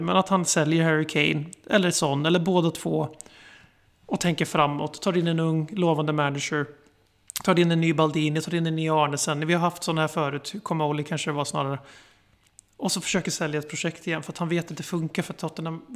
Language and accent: Swedish; Sweden; sitter vi som svenskar i Sverige